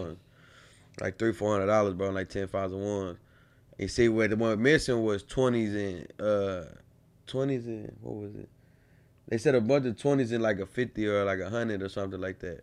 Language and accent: English; College Station, Texas, United States; also born or lived in Bryan, Texas; I moved back to College, uh, College Station, my second half of my fourth grade year